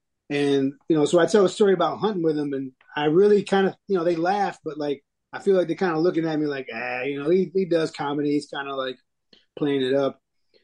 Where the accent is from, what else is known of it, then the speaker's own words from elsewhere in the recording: Michigan, United States; So in my head, just from growing up in Michigan, we're going to sit in a tree, maybe on a bait pile.